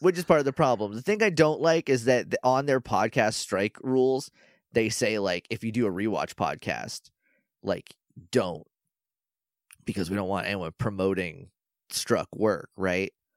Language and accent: English; New England, United States